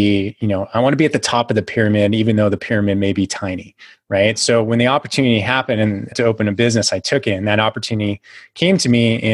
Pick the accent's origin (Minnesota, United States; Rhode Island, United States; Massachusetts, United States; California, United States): California, United States; Silicon Valley; I'm originally from California, grew up in the Silicon Valley before it really became all